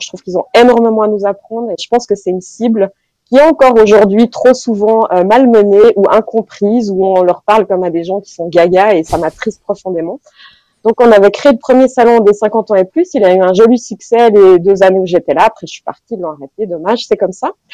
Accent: Fribourg, Switzerland; je suis fribourgeoise et très attachée à ma région

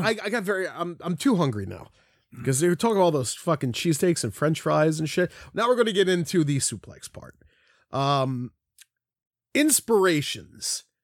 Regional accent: Philadelphia, Pennsylvania, United States; that's how I grew up saying it in Philly, at least my section of Philly.

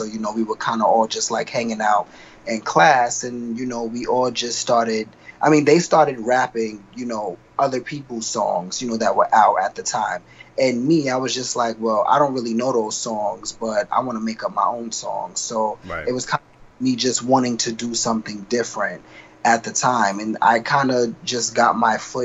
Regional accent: New York City, New York, United States; also born or lived in South Carolina; I'm originally from South Carolina. Like, I was born out there, but I was raised in Queens, in Jamaica, Queens.

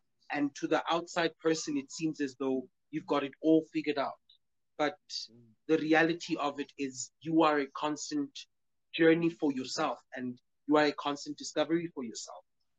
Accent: New York, United States; now in Alberton, South Africa; We are from Alberton. We're based in Alberton, but I'm from New York. Originally from...

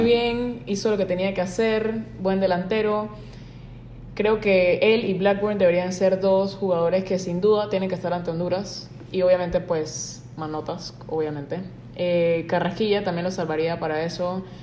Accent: Panama; nosotros como panameños

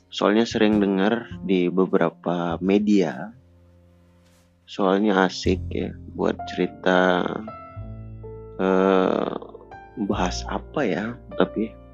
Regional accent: Aceh, Indonesia; Saya dari Aceh.

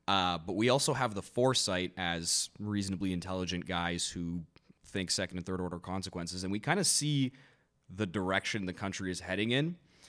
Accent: Canada; growing up in Canada, and you know, being in such a multicultural, diverse country

